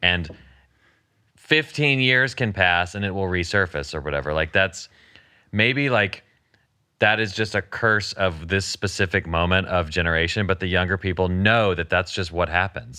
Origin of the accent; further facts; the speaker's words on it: the South, United States; I was raised in the South and, in Christianity